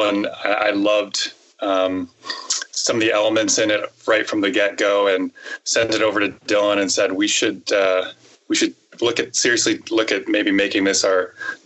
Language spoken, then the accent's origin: English; Canada; we are Canadian